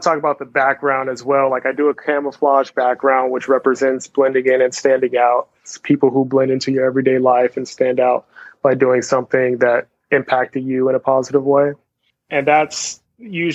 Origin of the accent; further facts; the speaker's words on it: Los Angeles, California, United States; also born or lived in San Fernando Valley, California; I grew up in Venice Beach, California, and me and my family, we kind of migrated to the Valley eventually.